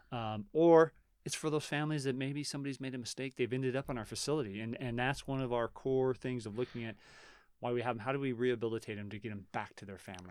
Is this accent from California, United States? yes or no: no; Reno, Nevada, United States; born or raised there